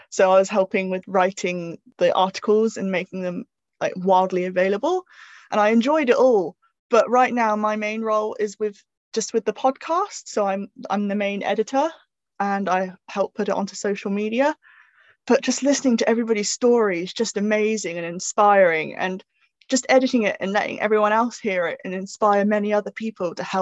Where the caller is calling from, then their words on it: South West England, United Kingdom; Um, I'm tuning in from Dorset in England.